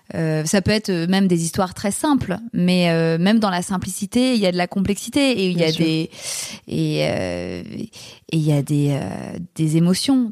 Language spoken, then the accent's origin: French; Paris, Île-de-France, France; je suis une Parisienne